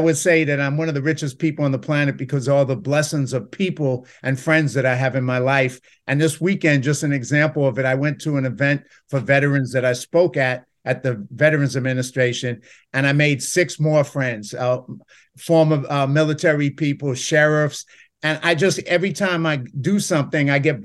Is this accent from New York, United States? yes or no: yes; New York City, New York, United States; I come from the South Bronx